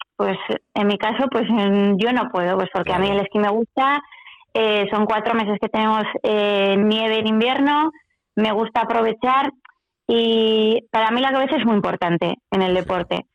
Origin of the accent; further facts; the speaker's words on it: Pamplona, Navarre, Spain; also born or lived in Ochagavía, Navarre; es de Pamplona, bueno, eso es la que estaba viviendo también en Ochagavía, en el Pirineo Navarro